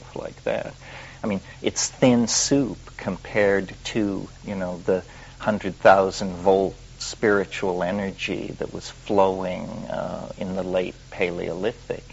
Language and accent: English; Western Colorado, United States; I was raised in the Midwest, in Western Colorado, in the Sputnik era